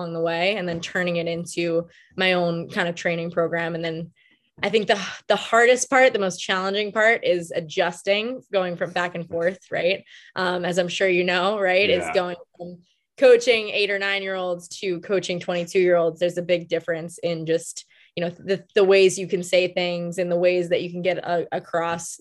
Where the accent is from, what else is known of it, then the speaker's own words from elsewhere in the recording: Long Island, New York, United States; I am from New York, born and raised, Long Island, New York